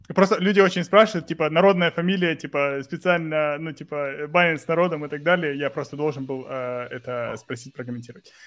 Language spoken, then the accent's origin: Russian; Mykolaiv, Mykolaiv Oblast, Ukraine; Мы географически из Николаева, и мы говорим, э, на русском языке